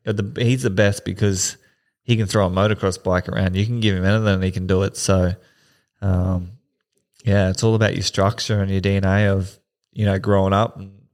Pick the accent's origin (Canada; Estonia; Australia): Australia; Camira, Queensland; I grew up in Kamira in Springfield and got in a bit of trouble with the boys when I was younger